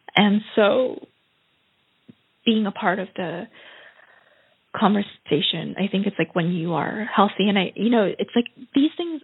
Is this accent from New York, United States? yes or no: yes; New York, United States; now in Vienna, Austria; I come from New York where you like you walk on the street